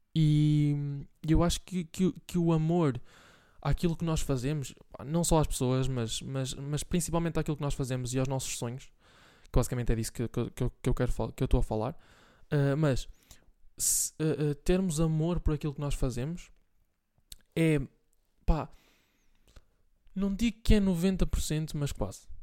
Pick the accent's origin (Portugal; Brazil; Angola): Portugal; Bragança, Norte; now in Santa Maria da Feira, Portugal; Bragança, que é de onde eu sou